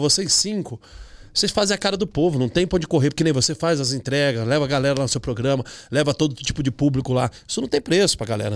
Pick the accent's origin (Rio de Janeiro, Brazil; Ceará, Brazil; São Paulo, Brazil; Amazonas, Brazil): São Paulo, Brazil; Campinas; moved away as an adult; also born or lived in Porto Seguro; now in United States; Nasci em Campinas